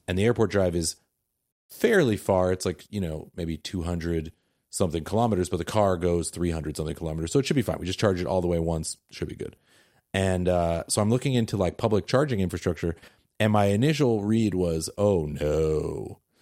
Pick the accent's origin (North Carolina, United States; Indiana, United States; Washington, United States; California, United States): Washington, United States; Seattle; I am very from Seattle